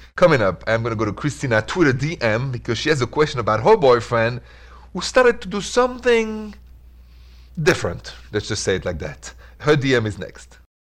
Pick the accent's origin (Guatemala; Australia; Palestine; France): France; Paris, Île-de-France; accent: Paris; now in Midwest, United States; my accent is from Paris